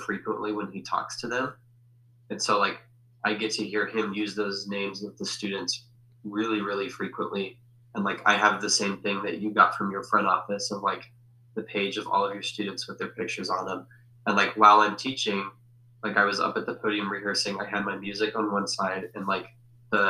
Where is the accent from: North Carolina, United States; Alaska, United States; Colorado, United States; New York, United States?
Colorado, United States; Denver; also born or lived in Fort Collins; where I grew up in Denver